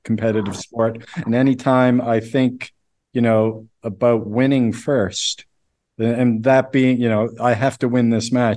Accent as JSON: {"language": "English", "region": "Nova Scotia", "country": "Canada", "said": "I'm from Nova Scotia, Canada, which is near, it's the East Coast"}